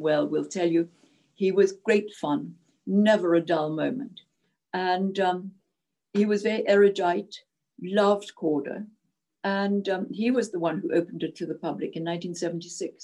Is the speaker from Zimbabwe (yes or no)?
yes; Zimbabwe; English is a second language; moved away as an adult; now in Scotland, United Kingdom; I adored my childhood from the age of 6 to 18 in Rhodesia